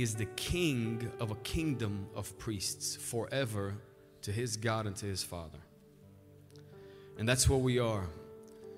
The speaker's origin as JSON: {"language": "English", "country": "Romania", "tie": "born or raised there", "also_born_or_lived": "Albany Park, Chicago, United States", "moved": "yes", "lives_now": "Chicago, United States", "said": "I was born in Romania, moved to Albany Park"}